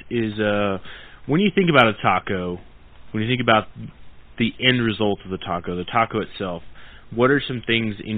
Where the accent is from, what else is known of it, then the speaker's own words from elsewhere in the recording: Oklahoma, United States; moved away; I'm originally from Oklahoma, and I'm a member of the Choctaw Nation of Oklahoma